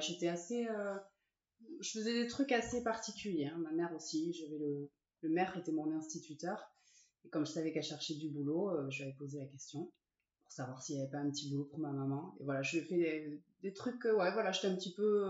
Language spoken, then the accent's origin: French; Ciboure, Nouvelle-Aquitaine, France; also born or lived in Saint-Jean-de-Luz / Sare / Bayonne; je suis née à Saint-Jean-de-Luz, et euh, j'ai grandi à Cibourg jusqu'à mes 14 ans. Et après, je suis partie à Sarre